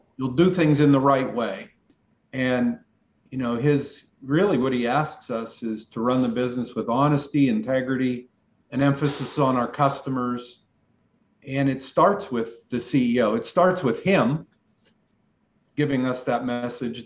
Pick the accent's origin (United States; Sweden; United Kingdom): United States; Western Pennsylvania; I'm from Western PA